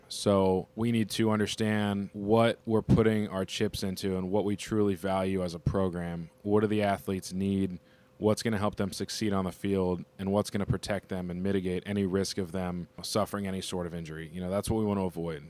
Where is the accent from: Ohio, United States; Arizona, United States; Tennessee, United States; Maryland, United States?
Ohio, United States; Cincinnati; now in Youngstown, United States; I'm from Cincinnati, Ohio, uh, born and raised